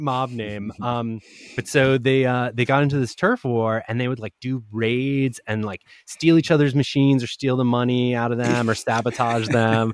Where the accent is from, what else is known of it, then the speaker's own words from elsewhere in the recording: Providence, Rhode Island, United States; moved away; also born or lived in Argentina; I grew up in Providence, Rhode Island, and my parents still live there